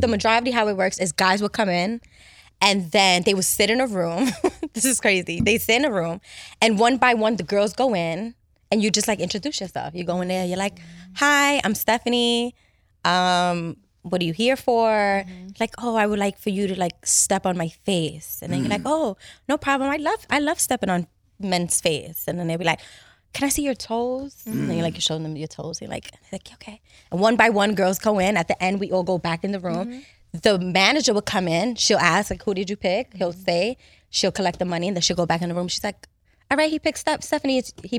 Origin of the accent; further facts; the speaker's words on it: New York City, New York, United States; I'm from Harlem. Harlem. Uptown, West Side.